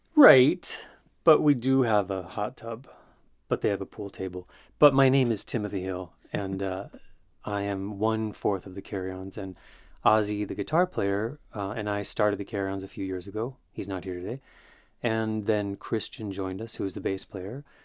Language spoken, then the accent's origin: English; Greece; moved away as an adult; now in Philadelphia, United States; 10 years here in Philly, and um, I grew up in Greece.